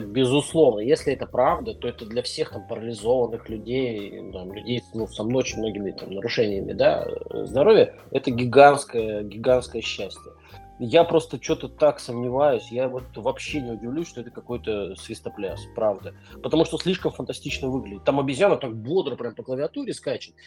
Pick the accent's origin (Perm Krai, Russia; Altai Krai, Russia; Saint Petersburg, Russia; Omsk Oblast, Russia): Omsk Oblast, Russia; Omsk; из Омска, моего родного города